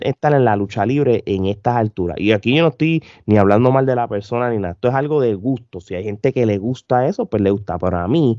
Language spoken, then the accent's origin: Spanish; Puerto Rico; yo como puertorriqueño lo veo bien común en cualquier empresa de Puerto Rico